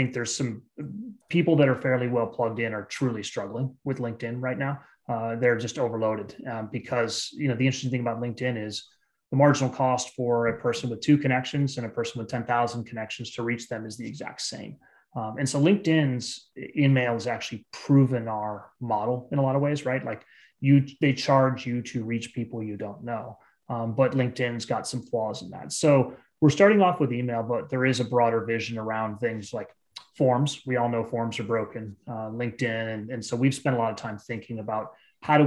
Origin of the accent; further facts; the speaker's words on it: Bay Area, California, United States; also born or lived in East Coast / Eastern Europe; I grew up in the Bay Area.